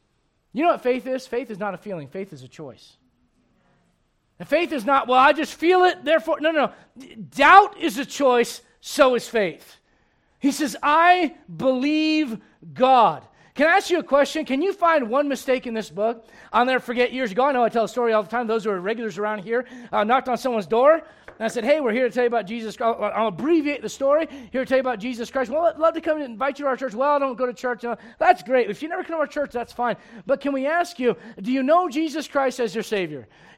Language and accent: English; Missouri, United States; I'm from Missouri. Show me.